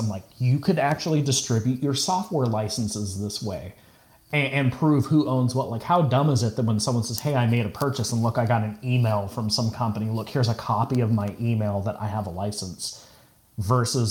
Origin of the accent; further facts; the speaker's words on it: California, United States; I'm from California